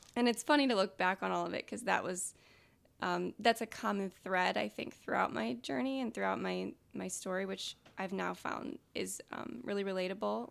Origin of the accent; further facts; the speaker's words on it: Rockford, Illinois, United States; I was born and raised in Rockford